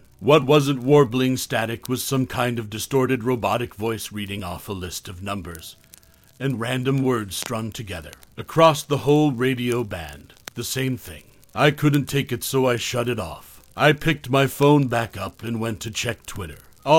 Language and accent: English; Maine, United States; We were moving to my home state of Maine to start a permanent life together.